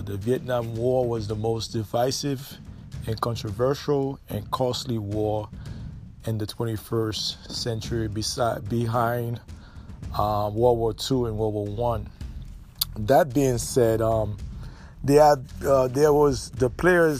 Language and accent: English; United States